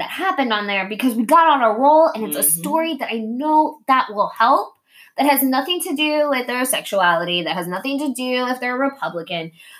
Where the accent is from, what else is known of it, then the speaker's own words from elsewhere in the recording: Japan; but I'm also Japanese and I grew up in Japan, right?